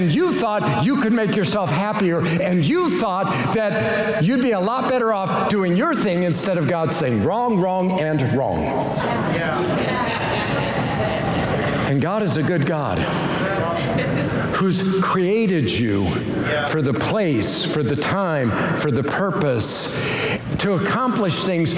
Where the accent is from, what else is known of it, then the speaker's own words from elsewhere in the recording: Colorado, United States; moved away as an adult; also born or lived in Springfield, Missouri / Western Kansas / Kansas City; I was from Colorado